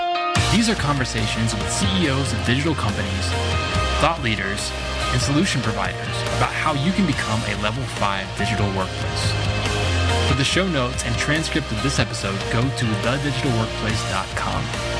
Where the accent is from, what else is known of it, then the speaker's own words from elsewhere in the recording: Midwest, United States; I'm from the Midwest